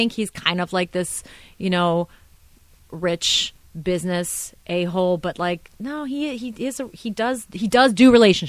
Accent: Orlando, Florida, United States; Just, yeah. No, we're from Orlando.

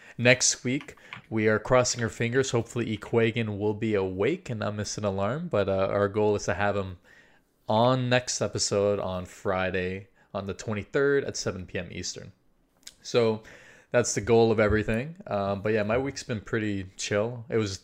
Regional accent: Brazil; also born or lived in Chile; I'm South American, right? So I'm Brazilian

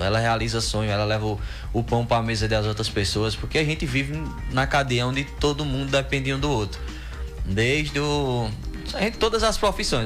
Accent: São Domingos, Pernambuco, Brazil; also born or lived in Campina Grande; Nasci em Campina Grande, mas só fui nascer, né? E vim desde pequeno que a gente mora em São Domingos

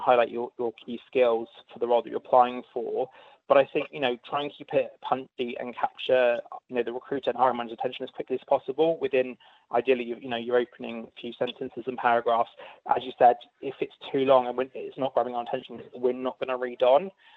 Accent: United Kingdom; moved away as an adult; now in Australia; If you can't tell from my accent, I am from the UK.

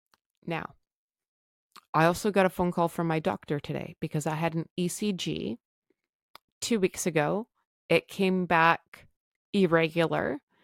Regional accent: Canada; I am Canadian.

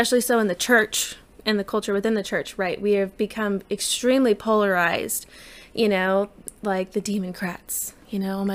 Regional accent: United States; as an American

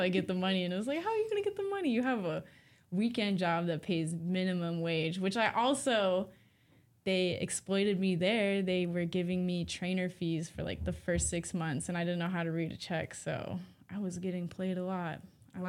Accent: Rampart, Alaska, United States; now in Fairbanks, United States; I was raised by my grandparents so that my mom could finish getting her education, and I was in Rampart, a small community

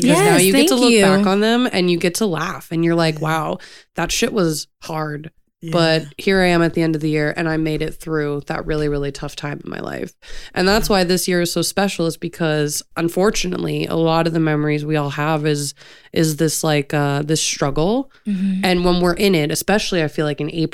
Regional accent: Florida, United States; I'm from Florida

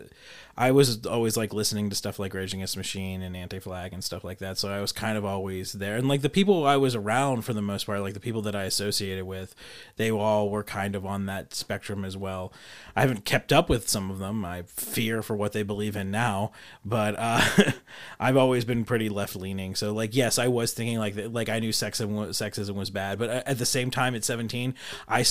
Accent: United States; I'm an American

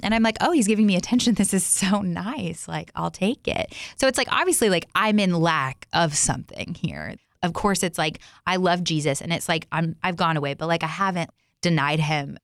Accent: Texas, United States; Growing up, I grew up in, um, I grew up in Texas.

